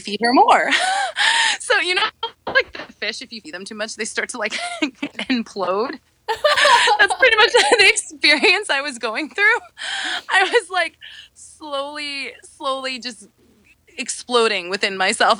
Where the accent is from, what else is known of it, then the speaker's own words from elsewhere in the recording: New York, United States; I'm from New York